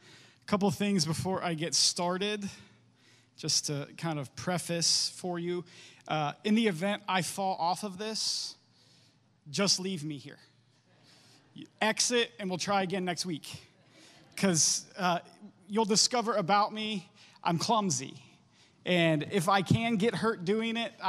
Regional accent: Warren, United States; moved away; also born or lived in Champion; I grew up in Warren and Champion. I actually graduated from Champion High School class of 2005

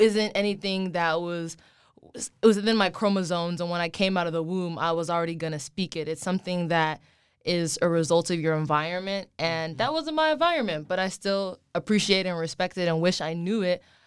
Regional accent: Plano, Texas, United States; I grew up in Plano, Texas, which is outside of Dallas

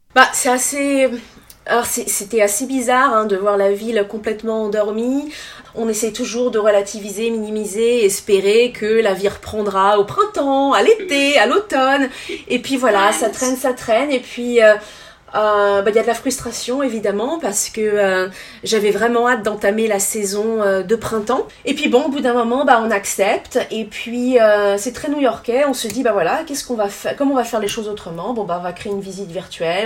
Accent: Yvelines, Île-de-France, France; moved away as an adult; also born or lived in Nantes / Switzerland / Brooklyn, New York; now in New York, United States; je suis originaire euh, de France, j'ai grandi euh, dans les Yvelines.

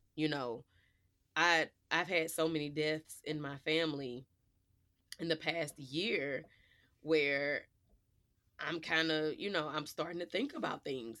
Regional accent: Midwest, United States; we were raised in the Midwest

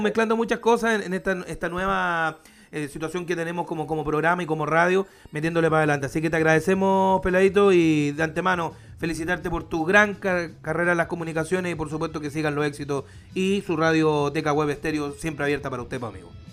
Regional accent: Curicó, Maule, Chile; empecé al igual que él a los, 12, 13 años relatando fútbol en, mi ciudad natal, que es Curicó

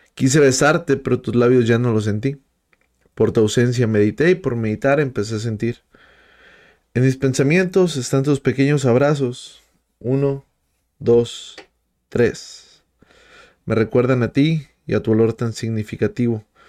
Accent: Monterrey, Nuevo León, Mexico; Yo soy de Monterrey

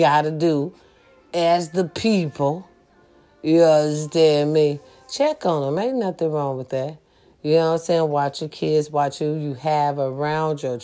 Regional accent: United States; I love being an American

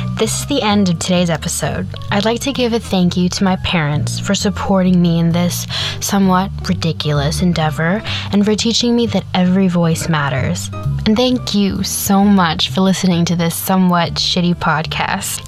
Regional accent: Kansas, United States; now in the South, United States; I grew up in Kansas

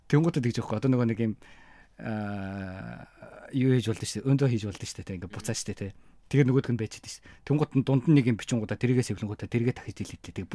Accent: Mongolia; moved away as an adult; now in Japan; би Монгол юм

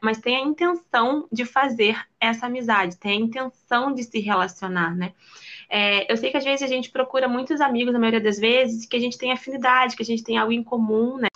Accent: Rio de Janeiro, Brazil; eu sou carioca

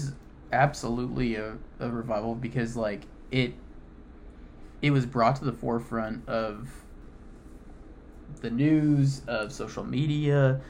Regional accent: Flower Mound, Texas, United States; I grew up in Flower Mound.

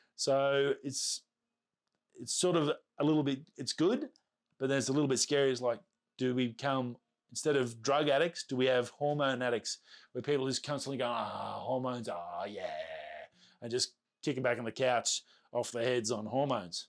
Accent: Australia; accent: Australian; Being an Australian, our accents, from what I understand, are very hard to understand

